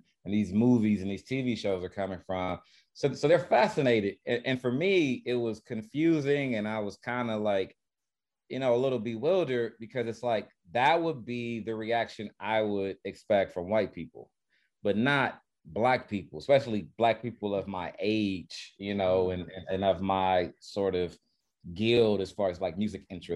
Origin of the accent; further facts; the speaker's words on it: Los Angeles, California, United States; So I'm from Los Angeles, California, born and raised.